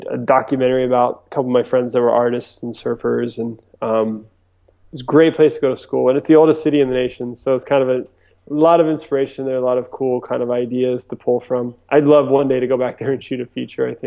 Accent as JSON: {"language": "English", "region": "East Coast", "country": "United States", "tie": "born or raised there", "also_born_or_lived": "Japan", "said": "I was actually born and raised on the East Coast of the U.S. So I grew up in kind of everywhere between Virginia Beach, and uh, Florida."}